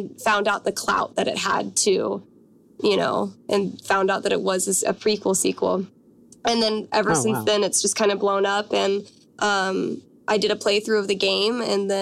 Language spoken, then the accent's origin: English; Washington, United States; moved away as an adult; also born or lived in Los Angeles; I'm from Washington State.